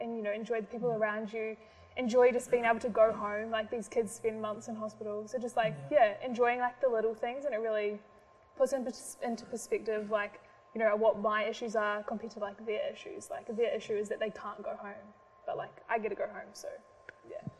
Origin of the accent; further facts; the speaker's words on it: New Zealand; moved away; I'm from New Zealand, can't just go home at the moment